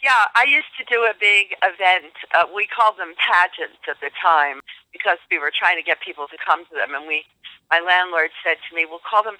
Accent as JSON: {"language": "English", "area": "near Philadelphia", "region": "Pennsylvania", "country": "United States", "tie": "born or raised there", "said": "I grew up near Philadelphia, Pennsylvania"}